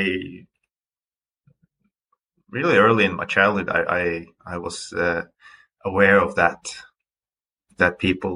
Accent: Stord, Vestland, Norway; English is a second language; I am originally from Stord at the west coast of Norway. It's an island, so we can touch upon that later, but it has a lot to do with, you know, growing up on an island

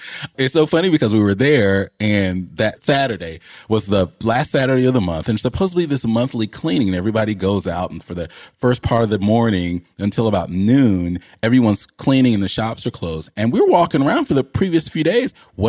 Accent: Decatur, Georgia, United States; also born or lived in Philadelphia; I was born in West Philly and I did go, got in one little fight and I ended up living with my auntie and uncle and went to a school called Fernbank

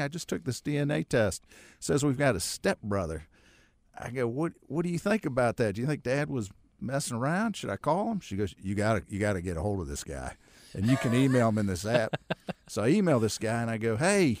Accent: Akron, Ohio, United States; now in Charlotte, United States; I grew up in Akron.

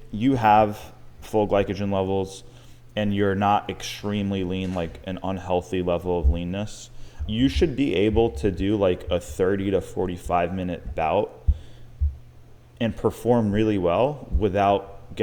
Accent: Long Island, New York, United States; now in Tampa, United States; I'm from Long Island, New York

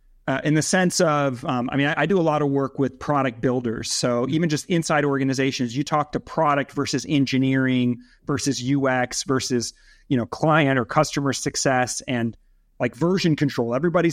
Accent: Los Angeles, California, United States; also born or lived in Switzerland; I grew up in Switzerland as a kid for the first 9 years. And was like a third culture kid. So we were like the expats living in Switzerland. Mm-hmm. And it was only when I was 9 that we moved to Los Angeles.

